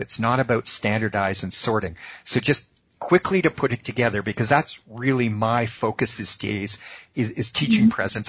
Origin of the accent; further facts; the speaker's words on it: Boston, Massachusetts, United States; I was born in the Boston area